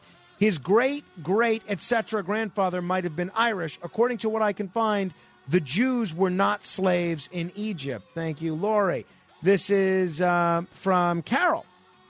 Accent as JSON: {"language": "English", "country": "Germany", "second_language": "English", "moved": "as an adult", "lives_now": "New York, United States", "said": "I'm a car guy all my life and was for years owner of car dealership in Stuttgart when I came from Germany to New York."}